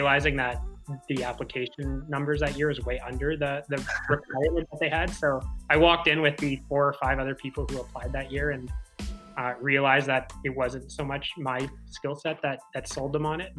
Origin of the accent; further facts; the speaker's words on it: Winnipeg, Manitoba, Canada; I grew up in Winnipeg. I still live in Winnipeg, which is the capital of Manitoba